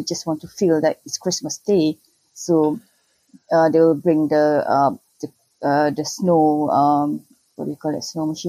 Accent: Klang, Selangor, Malaysia; I'm from Klang. It's like not in Kuala Lumpur. It's like half an hour away from Kuala Lumpur.

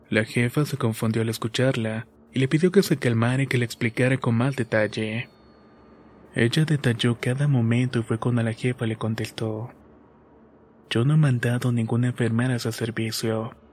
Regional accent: Mexico; soy de México

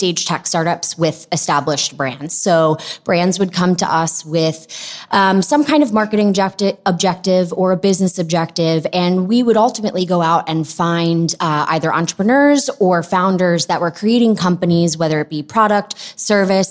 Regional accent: Long Island, New York, United States; also born or lived in Philadelphia; I grew up on Long Island. I'm a New Yorker through and through.

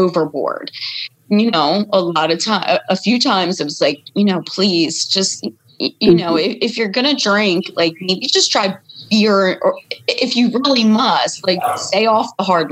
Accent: Elkton, Maryland, United States; Maryland, from Elkton, Maryland.

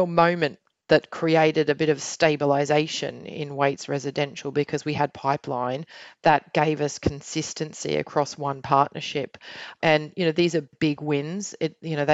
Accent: Australia; now in United Kingdom; I'm Australian

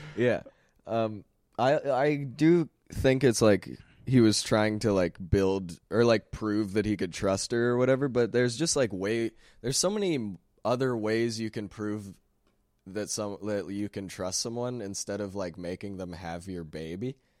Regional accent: Sherwood Park, Alberta, Canada; I'm from Sherwood Park

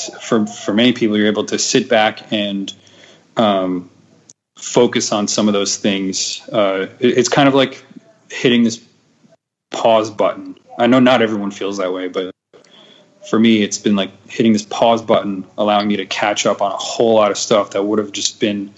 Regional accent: New Jersey, United States; now in Philadelphia, United States; I'm from Jersey

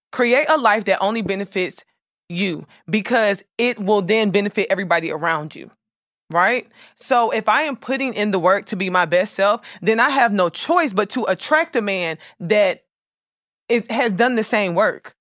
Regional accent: Jacksonville, Florida, United States; I'm from, I was raised in Florida. Duval

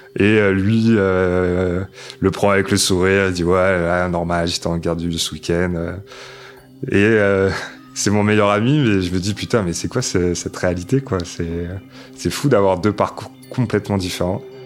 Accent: Paris, Île-de-France, France; also born or lived in Loir-et-Cher; je commence en septembre dans une école juste à côté du périph, dans le 12e arrondissement, Porte de Vincennes, école La Mauricière

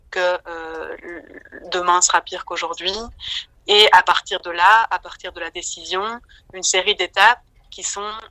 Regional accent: Belgium

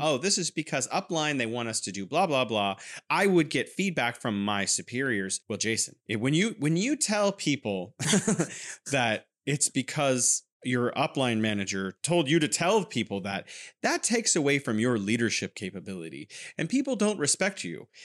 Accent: California, United States; now in Wuhan, China

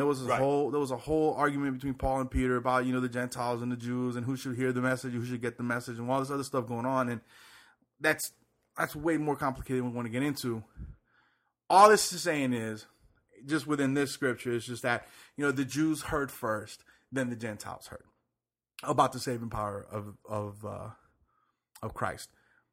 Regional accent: Puerto Rico; I was born there.

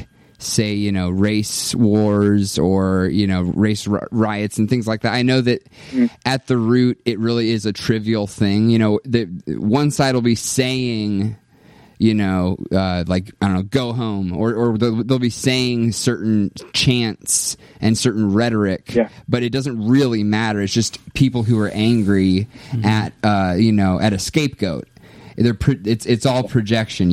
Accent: United States; I'm very American.

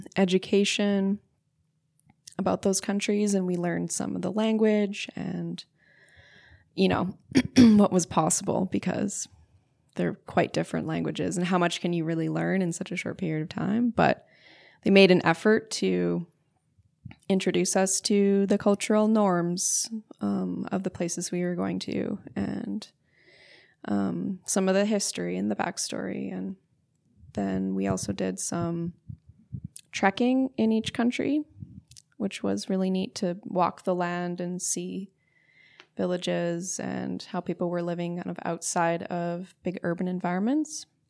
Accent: St. Albert, Alberta, Canada; also born or lived in Nanaimo, British Columbia; my parents moved to Alberta when I was, yeah, about three or four. And then I grew up in a small suburb outside of Edmonton, Alberta. Um, it was called St. Albert

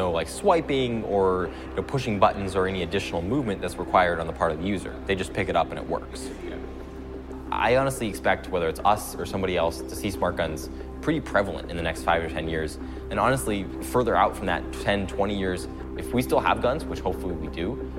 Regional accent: Boulder, Colorado, United States; I'm from Boulder, Colorado, which is about a half an hour away from Aurora.

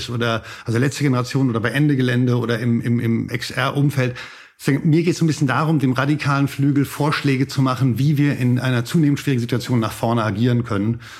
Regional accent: Frankfurt am Main, Hesse, Germany; born there; also born or lived in Hamburg / Heidelberg / Boston / Stockholm; now in Berlin, Germany; Also ich bin in Frankfurt am Main geboren, in dieser schrecklichen Kapitalistenhochburg und bin dann so ein bisschen rumgezogen, Hamburg, Heidelberg, Boston, dann Stockholm

